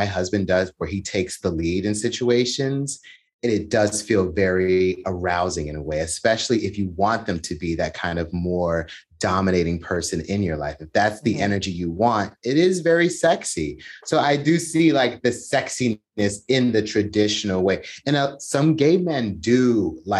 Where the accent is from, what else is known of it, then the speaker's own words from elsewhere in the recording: United States; As an American